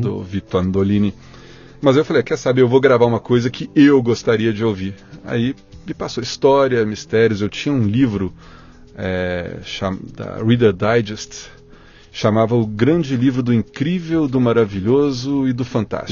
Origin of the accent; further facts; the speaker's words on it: Belo Horizonte, Minas Gerais, Brazil; Nasci em Belo Horizonte, oh. capital de Minas Gerais. Sim. Sou mineirinho